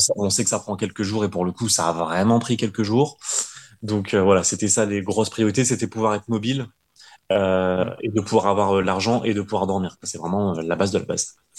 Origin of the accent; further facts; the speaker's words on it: France; moved away as an adult; en tant que bon petit français